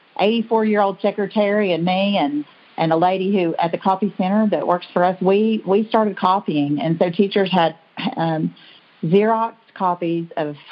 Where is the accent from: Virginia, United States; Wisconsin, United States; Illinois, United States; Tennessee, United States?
Tennessee, United States; Bristol; also born or lived in Pennsylvania; I grew up in Bristol, Tennessee, here in Sullivan County